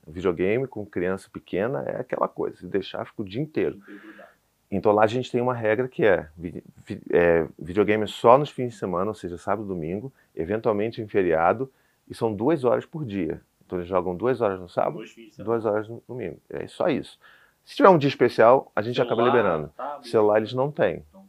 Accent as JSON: {"language": "Portuguese", "region": "Rio de Janeiro", "country": "Brazil", "said": "sou do Rio, sou calorento"}